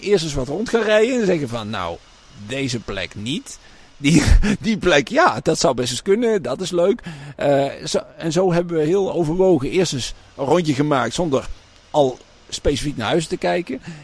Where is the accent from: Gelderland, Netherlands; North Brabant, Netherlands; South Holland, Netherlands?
North Brabant, Netherlands; Lage Zwaluwe; also born or lived in Raamsdonksveer; now in Made, Netherlands; Want mijn geboortedorp is natuurlijk Laag Daar ben ik natuurlijk opgegroeid. En toen op mijn elfde naar Maden gekomen